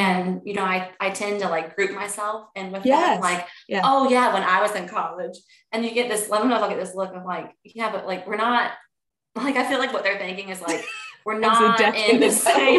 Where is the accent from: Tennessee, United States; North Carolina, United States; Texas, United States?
North Carolina, United States; Charlotte; also born or lived in Clemson, South Carolina; I grew up outside of Charlotte.